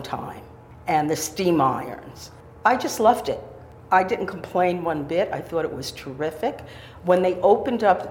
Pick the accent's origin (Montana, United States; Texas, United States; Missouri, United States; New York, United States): New York, United States; Silver Lake; also born or lived in White Plains, New York; I was born in White Plains, grew up in Silver Lake, and came back to live in White Plains now.